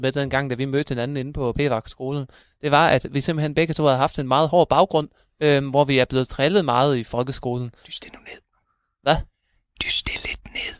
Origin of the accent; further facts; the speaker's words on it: Thyregod, Central Denmark Region, Denmark; also born or lived in Aarhus; jeg kommer også, øh, fra Thyregod